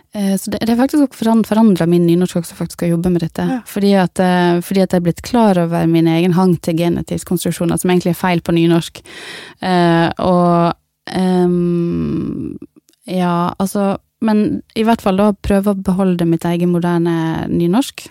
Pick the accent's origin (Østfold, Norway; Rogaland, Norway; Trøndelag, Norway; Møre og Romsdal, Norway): Møre og Romsdal, Norway; Ørsta; jeg har vokst opp i Ørsta